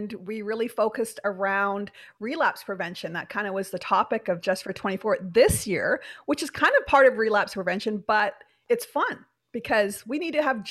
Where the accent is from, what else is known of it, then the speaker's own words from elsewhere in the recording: Canada; We're Canadian